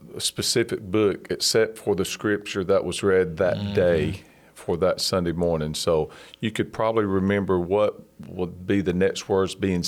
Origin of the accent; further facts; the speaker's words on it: Tuscumbia, Alabama, United States; I have a brother, and we lived in Tuscumbia. And my mom attended the Catholic Church, so that's where me and my brother grew up